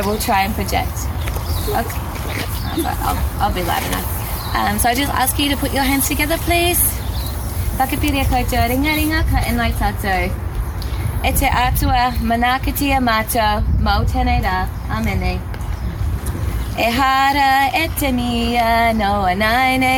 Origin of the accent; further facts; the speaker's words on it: Australia; now in New Zealand; I'm actually Australian